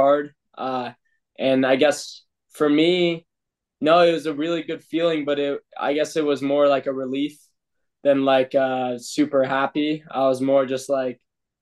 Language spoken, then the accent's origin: English; Boulder, Colorado, United States; moved away as an adult; now in Austria; my hometown in Boulder, Colorado